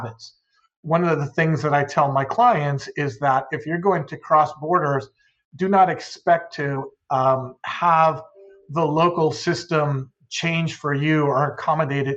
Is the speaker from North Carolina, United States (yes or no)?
no; Southern California, United States; also born or lived in Mexico; I was born in the United States in Southern California, but I was raised in both Southern California and in Mexico